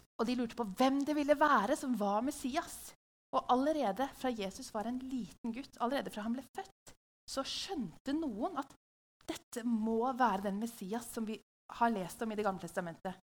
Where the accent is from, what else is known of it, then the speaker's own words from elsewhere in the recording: Hamar, Innlandet, Norway; i huset vårt på Hamar, der jeg vokste opp.